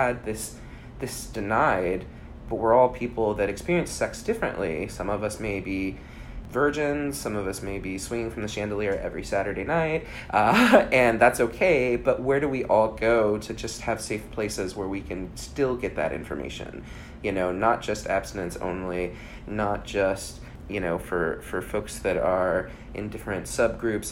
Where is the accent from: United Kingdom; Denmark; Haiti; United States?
United States; Bay Area, California; I grew up in the Bay Area in California.